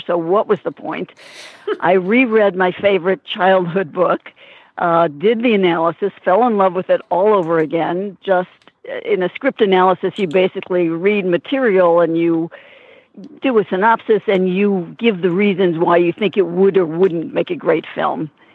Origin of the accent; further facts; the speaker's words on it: Peoria, Illinois, United States; moved away; I'm going to my hometown of Peoria, Illinois.